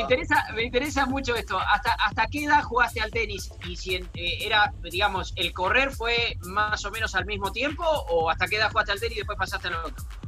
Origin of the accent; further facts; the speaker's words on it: Buenos Aires Province, Argentina; soy tan bonaerense